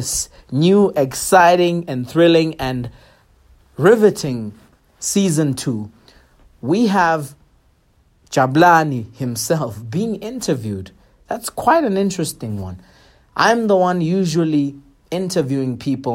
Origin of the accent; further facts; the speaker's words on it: Pretoria, Gauteng, South Africa; I was born and raised in Attridgeville, Pretoria